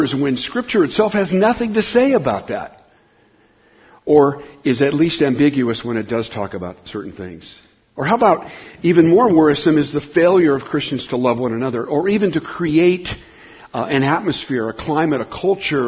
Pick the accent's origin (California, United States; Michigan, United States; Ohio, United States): California, United States; Southern; I grew up in Southern California